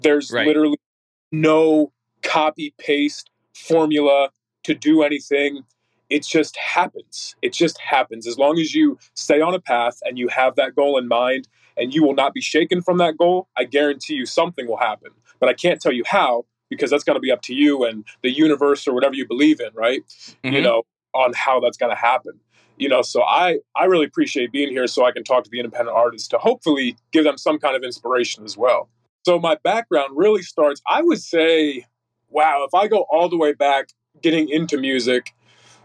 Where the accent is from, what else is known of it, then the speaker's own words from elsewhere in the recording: Northeast Pennsylvania, United States; now in Texas, United States; originally from NEPA, Northeast Pennsylvania